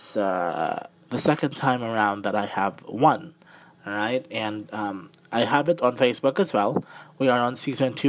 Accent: Mandaue, Central Visayas, Philippines; I am from Mandawi City, Cebu. Still part of Cebu though, but I am from Mandawi City, Cebu

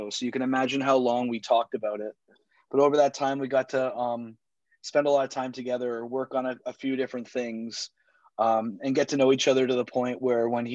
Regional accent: Toronto, Ontario, Canada; also born or lived in Montreal; I'm born and raised in Toronto, Canada. I've lived here all my life, except for 4 years where I went to university in Montreal

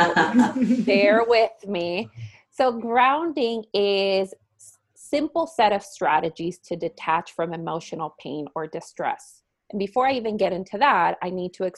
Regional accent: Puerto Rico; also born or lived in Miami; now in Minnesota, United States; I am originally from Puerto Rico, and I'm very proud of my Puerto Rican roots

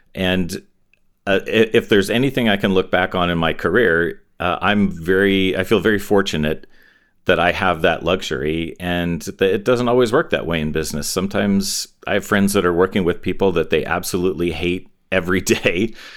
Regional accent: Torrance, California, United States; also born or lived in Inglewood, California / Hawthorne, California; we pretty quickly moved to Torrance, which is a little suburb of L A, uh, near the beach, a little southwest of L

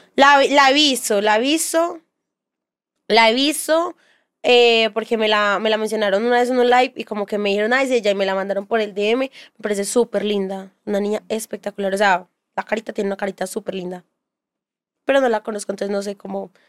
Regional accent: Bello, Antioquia, Colombia; also born or lived in Castilla, Medellín; yo soy de Bello

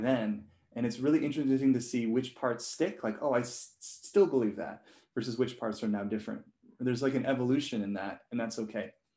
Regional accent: Hong Kong; I was born and raised in Hong Kong

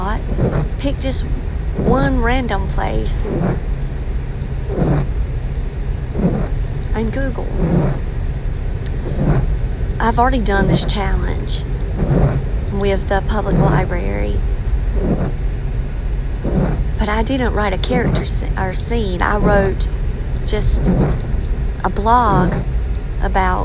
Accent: Maxton, North Carolina, United States; moved away; I'm from Maxton

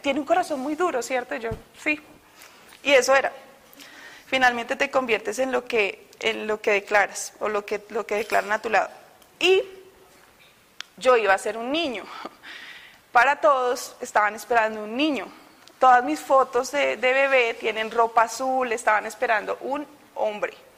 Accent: Bogotá, Colombia; moved away as an adult; Yo soy de Bogotá. Todavía no he perdido el acento. He llegado acá hace dos años.

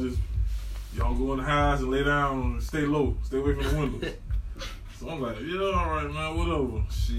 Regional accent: Eatonville, Florida, United States; I'm from Eatonville.

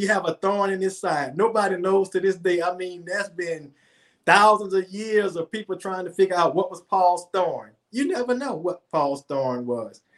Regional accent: New Orleans, Louisiana, United States; now in Atlanta, United States; I'm from New Orleans originally. I live in Atlanta now

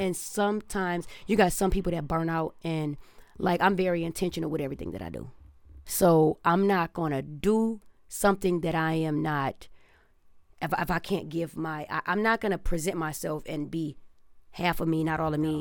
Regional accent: Detroit, Michigan, United States; now in Los Angeles, United States; I came from Detroit

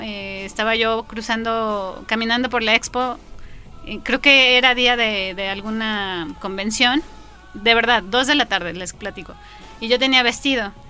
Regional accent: León, Guanajuato, Mexico; yo soy de León

